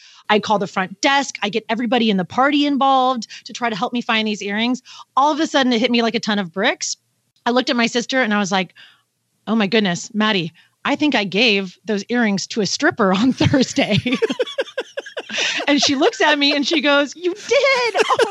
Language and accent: English; Pacific Northwest, United States; where I'm from the Pacific Northwest